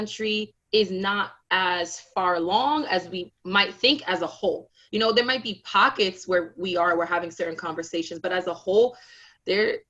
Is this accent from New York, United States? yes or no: yes; New York City, New York, United States; also born or lived in Ohio / Dakar, Senegal; I'm a born and raised Brooklynite, very proud to be from Brooklyn, love my city